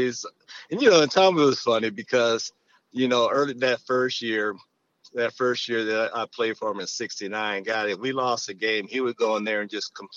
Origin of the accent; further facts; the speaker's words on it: Oakland, California, United States; I grew up in Oakland, where, you know, there were a lot of great players